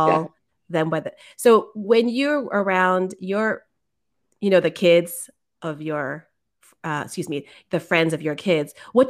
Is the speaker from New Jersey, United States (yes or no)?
no; San Mateo, California, United States; now in Oakland, United States; I grew up in San Mateo and it's pretty mixed.